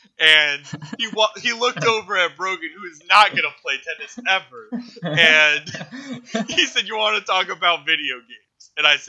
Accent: United States; I'm American

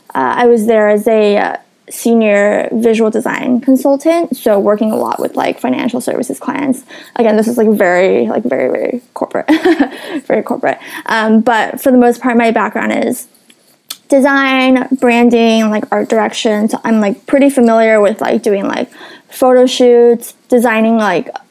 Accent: Los Angeles, California, United States; also born or lived in San Diego; I'm originally from Los Angeles. I was born and raised there

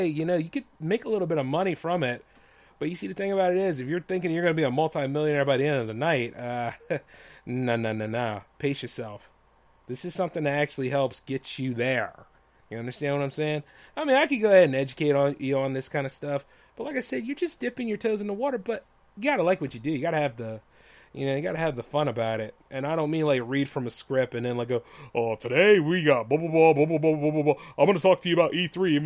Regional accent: Delaware, United States; I am from Delaware

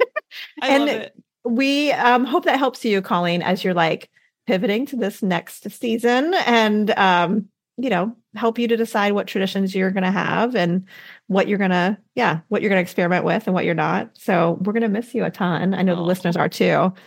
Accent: Midwest, United States; now in Southeastern United States; I didn't have this tradition growing up in the Midwest, but now in the southeastern part of the U.S.

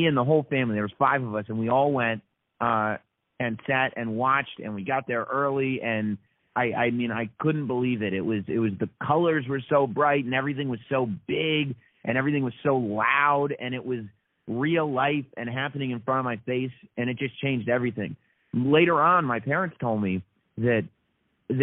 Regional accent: New York City, New York, United States; also born or lived in United Kingdom; I was born here in New York and live here in New York now, but I spent some of my childhood living in England. My family moved to the UK when I was young. And so we spent about 4 years living in the UK

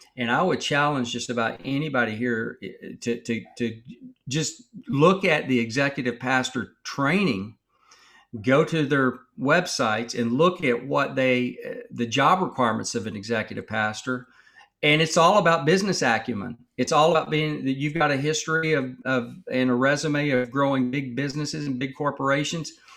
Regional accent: Texas, United States; I grew up in Texas

